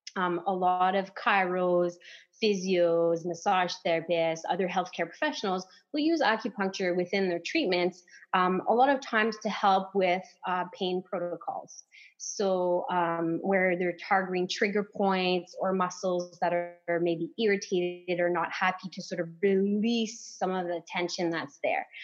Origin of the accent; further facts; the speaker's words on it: Timmins, Ontario, Canada; accent: French; first language French; English is a second language; moved away as an adult; now in Barrie, Canada; I'm French